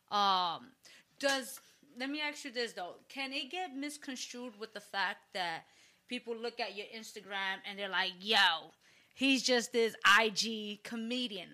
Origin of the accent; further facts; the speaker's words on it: New York City, New York, United States; I grew up in the Bronx